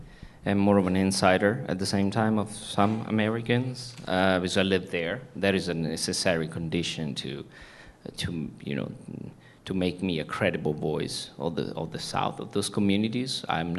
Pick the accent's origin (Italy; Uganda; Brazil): Italy; accent: Italian; English is a second language; now in United States; I was born in Italy. In the US, small town. If I know I don't have an accent anymore, but I used to have an Italian. Yeah, I'm from Italy, and a small town, blue collar, shoe working, people